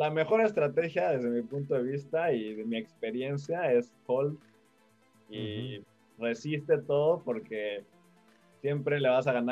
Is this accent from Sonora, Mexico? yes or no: no; Mexico City, Mexico; accent: chilango; yo soy de la Ciudad de México